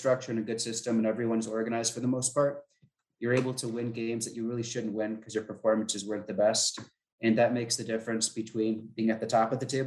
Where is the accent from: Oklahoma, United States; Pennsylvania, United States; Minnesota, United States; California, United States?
Minnesota, United States; I'm from Minnesota